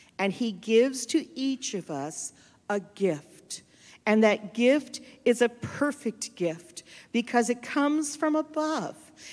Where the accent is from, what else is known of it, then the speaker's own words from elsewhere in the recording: Cape Town, Western Cape, South Africa; So I'm from Cape Town.